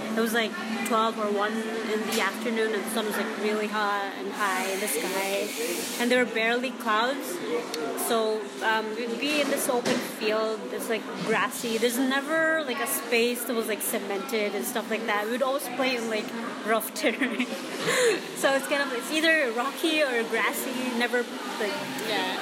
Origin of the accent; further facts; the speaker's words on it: Bisaya, Visayas, Philippines; accent: Bisaya; first language Cebuano (Bisaya); English is a second language; now in Toronto, Canada; my mother tongue, um, Bisaya